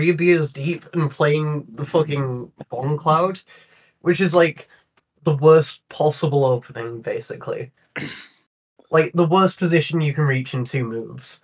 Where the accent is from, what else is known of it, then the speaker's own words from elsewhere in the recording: England, United Kingdom; I'm like English